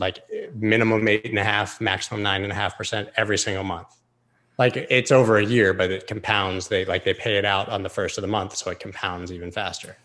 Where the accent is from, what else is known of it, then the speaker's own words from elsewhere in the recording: United States; I'm an American citizen